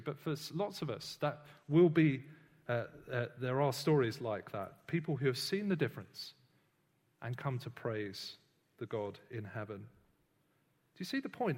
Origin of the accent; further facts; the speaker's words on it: United Kingdom; I'm British, uh, but I don't really think much about being British every day